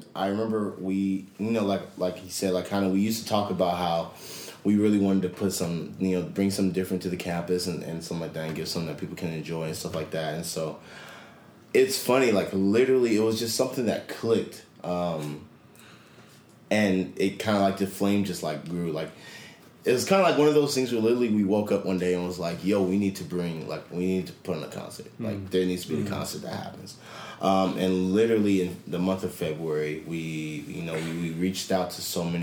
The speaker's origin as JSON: {"language": "English", "town": "Compton", "region": "California", "country": "United States", "tie": "born or raised there", "said": "Compton, California. That's originally where I'm from"}